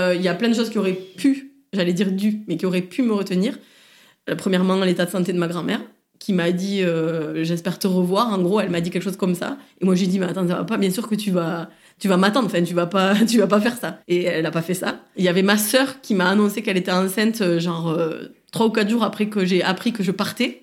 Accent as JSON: {"language": "French", "town": "Saint-Gaudens", "region": "Occitania", "country": "France", "tie": "born or raised there", "also_born_or_lived": "Toulouse", "moved": "yes", "lives_now": "Marseille, France", "said": "Je suis née et je viens de Saint-Gaudens. Donc, c'est une petite ville"}